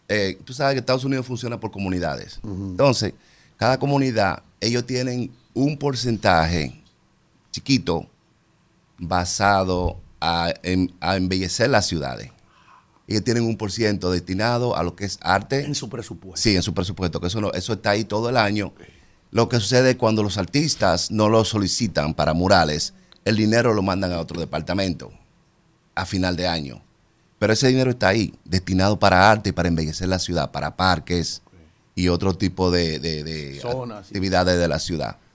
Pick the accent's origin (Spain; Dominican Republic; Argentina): Dominican Republic; Santo Domingo, Distrito Nacional; De Santo Domingo.